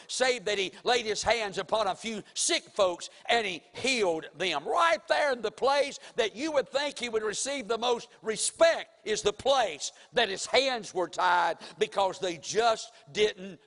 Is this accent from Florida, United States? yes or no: no; Mount Airy, North Carolina, United States; now in Winston-Salem, United States; Now, my hometown is Mount Airy, North Carolina. I was born there in the hospital, and I was raised up in Mount Airy, North Carolina, for for 24 years of my life